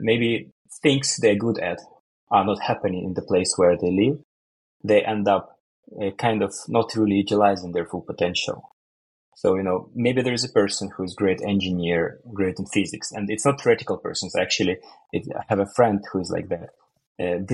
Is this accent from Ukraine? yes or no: yes; Ukraine; moved away as an adult; now in Sweden; I'm originally from Ukraine, and I moved to Sweden for career reasons.